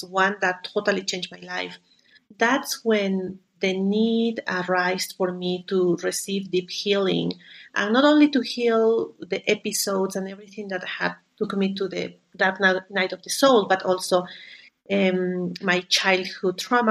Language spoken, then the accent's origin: English; Lima, Peru; moved away; also born or lived in Canada; I am from Peru. I grew up in Lima